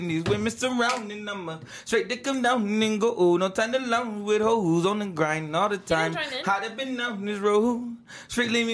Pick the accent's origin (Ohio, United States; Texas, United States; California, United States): California, United States; I'm from Cali